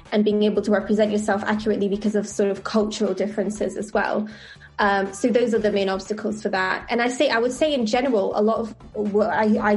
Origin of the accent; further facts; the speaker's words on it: Italy; born there; I was born in Italy, and at the time they didn't allow people to add their mother's name.